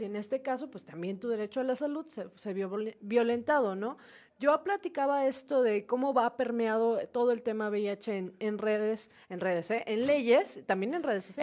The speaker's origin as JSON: {"language": "Spanish", "country": "Mexico", "said": "como sociedad, como cultura mexicana"}